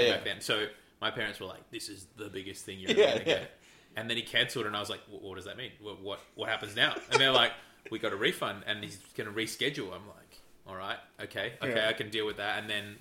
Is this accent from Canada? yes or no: no; Melbourne, Victoria, Australia; I grew up in West Meadows, so it's out in the northwest in the suburbs.